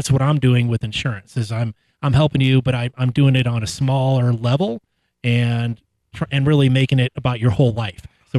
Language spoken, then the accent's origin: English; St. Louis, Missouri, United States; moved away as an adult; now in Colorado, United States; Born and raised in St. Louis and came out here 28 years ago and married a local girl and never mm-hmm. looked back.